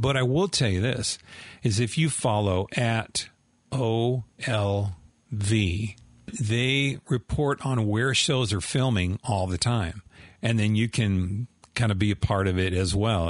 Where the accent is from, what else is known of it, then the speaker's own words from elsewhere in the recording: Southern California, United States; I grew up in Southern California